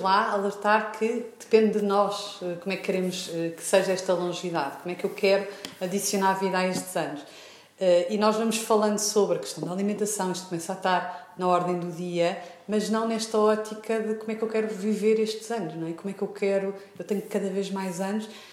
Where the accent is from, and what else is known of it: Portugal